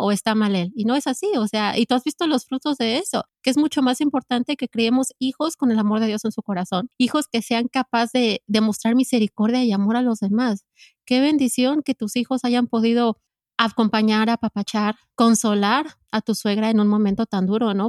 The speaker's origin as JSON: {"language": "Spanish", "region": "Mexico City", "country": "Mexico", "tie": "born or raised there", "said": "yo soy chilanga, eh, crecí en la Ciudad de México"}